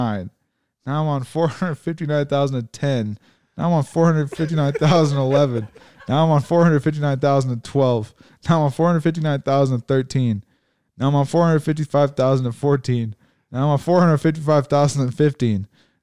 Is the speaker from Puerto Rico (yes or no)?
no; England, United Kingdom; Come on, I grew up in England, remember?